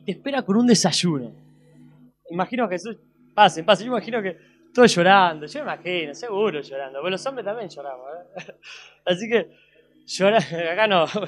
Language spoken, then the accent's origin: Spanish; Argentina; soy argentino